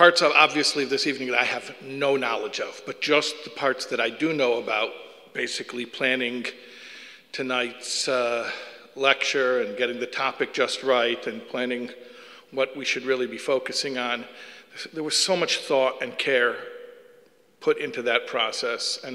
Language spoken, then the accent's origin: English; Chicago, Illinois, United States; moved away; I'm originally from Chicago, which is why I speak normal